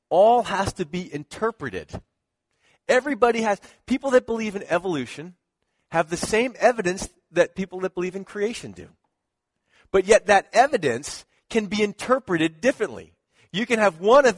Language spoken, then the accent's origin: English; Philadelphia, Pennsylvania, United States; That's my hometown